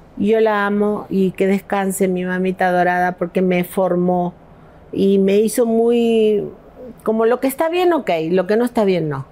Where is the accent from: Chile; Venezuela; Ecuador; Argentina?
Argentina; Patagonia; moved away as an adult; also born or lived in Los Angeles, United States; now in Mexico; yo soy de la Patagonia, no soy de Buenos Aires